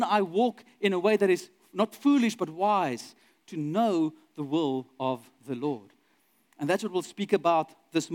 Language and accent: English; Douglas, Northern Cape, South Africa; I grew up in Douglas, which is a very small town in the middle of the Northern Cape, close to Kimberley